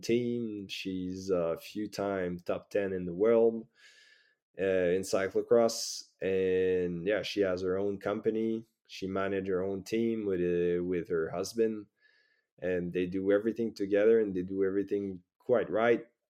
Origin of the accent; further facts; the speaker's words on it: Saguenay, Quebec, Canada; moved away as an adult; now in France; back and forward, uh, to my hometown